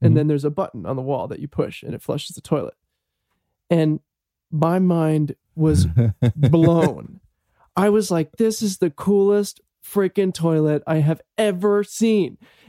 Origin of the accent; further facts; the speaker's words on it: United States; I'm from America.